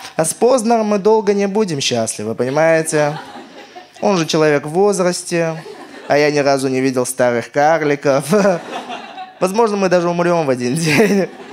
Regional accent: Armenia; я армянин

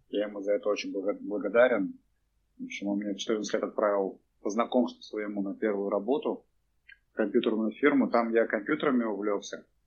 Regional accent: Cheboksary, Chuvashia, Russia; я родился в Чебоксарах, вырос в этом в Новоюжном районе

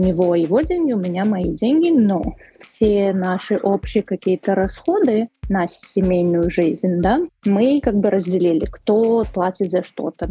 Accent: Caucasus, Russia; Я сама с Кавказа, поэтому для меня изначально было очень важно, что мой мужчина типа за все платит

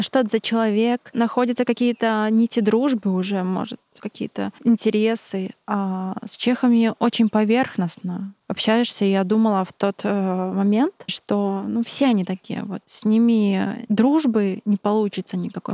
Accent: Belarus; moved away as an adult; now in Czech Republic; я из Беларуси

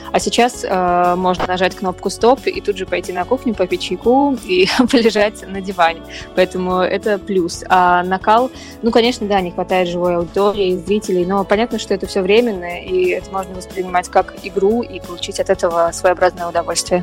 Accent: Volgograd, Volgograd Oblast, Russia; moved away; Волгоград, свой родной город

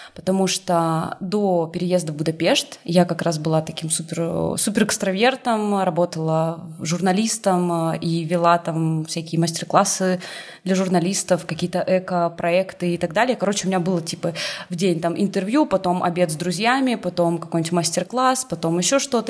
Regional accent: Irkutsk, Irkutsk Oblast, Russia; moved away as an adult; also born or lived in Saint Petersburg / Tbilisi; now in Budapest, Hungary; Я в девятнадцать лет уехала из Иркутска, из своего родного в Питер

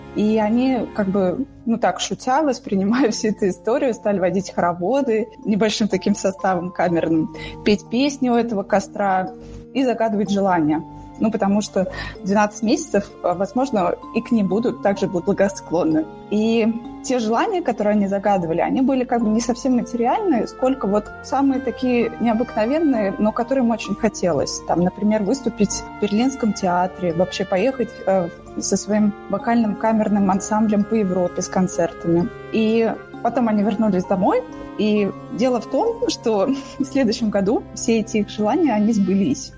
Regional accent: Moscow, Russia; я родилась, выросла и живу в Москве

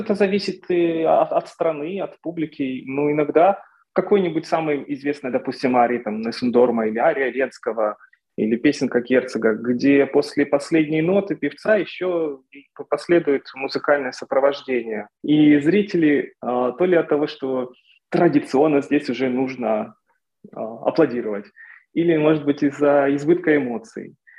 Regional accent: Torez, Donetsk Oblast, Ukraine; moved away; also born or lived in Kyiv / Moscow; Сначала я учился в городе Торез, в моем родном городе в Донецкой области. Потом я переехал в Донецк, потом в Киев, потом в Москву.

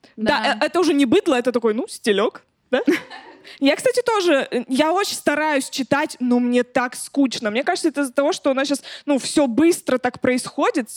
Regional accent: a settlement near Chelyabinsk, Chelyabinsk Oblast, Russia; я в поселке росла, в Челябинске.

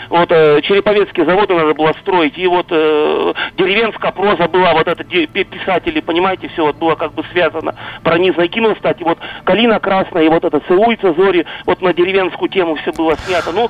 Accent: Yekaterinburg, Sverdlovsk Oblast, Russia; born there; Я родился, конечно, в Свердловске, но мало что там помню.

